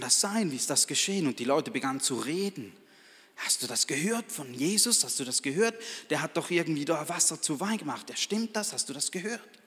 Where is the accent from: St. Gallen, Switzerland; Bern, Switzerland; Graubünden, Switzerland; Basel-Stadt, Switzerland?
St. Gallen, Switzerland; Balgach; ich bin aus Balgach, einem Weindorf